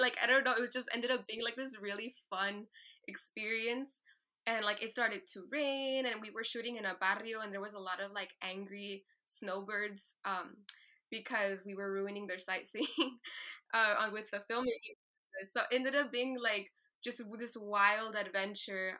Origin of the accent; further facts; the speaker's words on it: Tucson, Arizona, United States; being from Tucson, Arizona, being the eldest daughter of immigrants